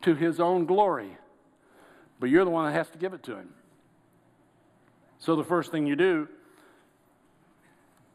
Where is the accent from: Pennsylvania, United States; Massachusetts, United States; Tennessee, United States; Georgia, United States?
Georgia, United States; I'm from Georgia